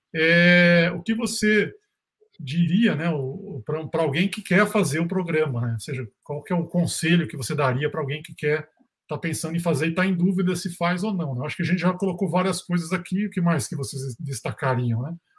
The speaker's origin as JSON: {"language": "Portuguese", "region": "Rio Grande do Sul", "country": "Brazil", "also_born_or_lived": "South Korea", "moved": "as an adult", "lives_now": "Minas Gerais, Brazil", "said": "eu sou gaúcho, né, estudei fora da, daqui de Minas"}